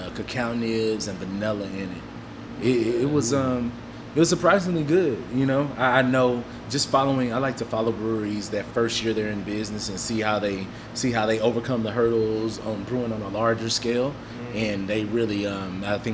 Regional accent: Houston, Texas, United States; I'm from Houston

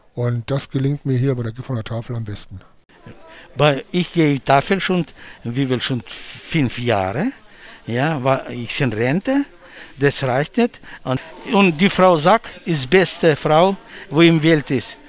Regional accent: Iran; German is a second language; moved away as an adult; now in Germany; Ich komme aus dem Iran, seit vier Jahren in Deutschland gekommen

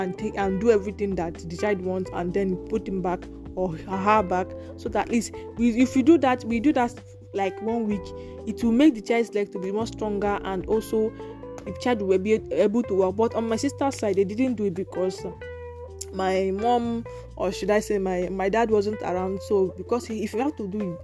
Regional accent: Nigeria; we are from Africa. I'm from Nigeria

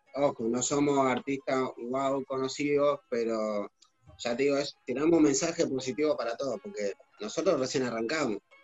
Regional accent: Argentina; como argentinos

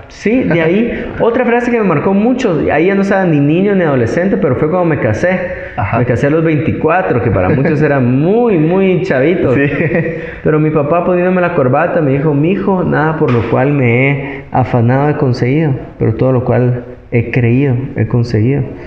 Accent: Guatemala; guatemaltecos que somos

